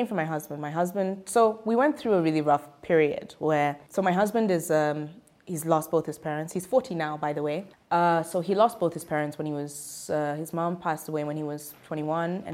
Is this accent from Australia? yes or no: no; Zimbabwe; I'm from Zimbabwe.